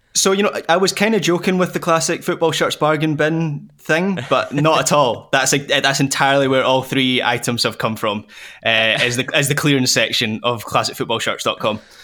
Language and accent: English; Scotland, United Kingdom